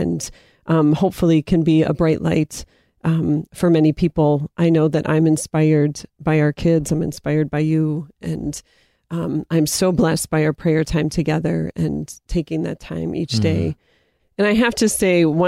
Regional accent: Erie, Pennsylvania, United States; Erie, Pennsylvania, my hometown

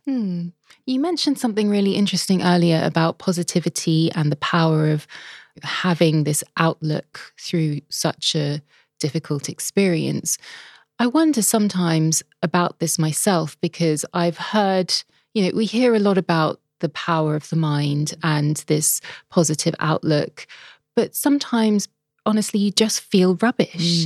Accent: London, United Kingdom; my hometown, London

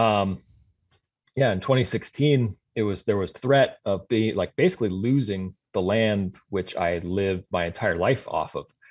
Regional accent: Sioux Falls, South Dakota, United States; moved away as an adult; also born or lived in Iowa / Colorado / Montana; now in Fargo, United States; born in South Dakota, grew up in Sioux Falls

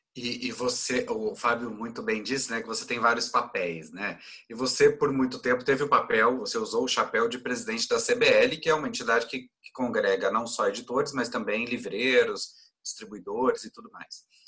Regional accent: Goiás, Brazil; eu sou goiano

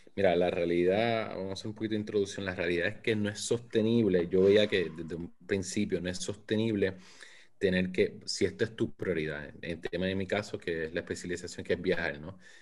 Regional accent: Puerto Rico; now in St. Petersburg, United States; Soy nacido y criado en Puerto Rico. Ahora mismo vivo en San Pete, Florida.

